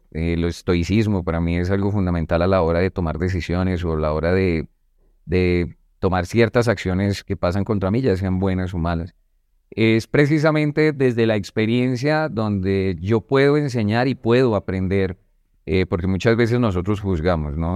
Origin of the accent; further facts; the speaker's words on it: Bogotá, Colombia; Yo vengo desde Bogotá, pues de un barrio un poco marginal.